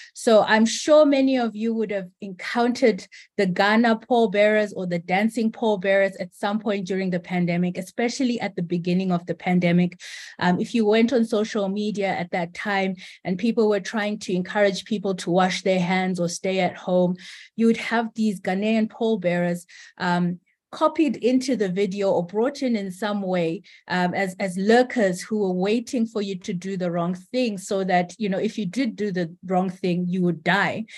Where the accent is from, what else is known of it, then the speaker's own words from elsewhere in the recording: Zimbabwe; I am from Zimbabwe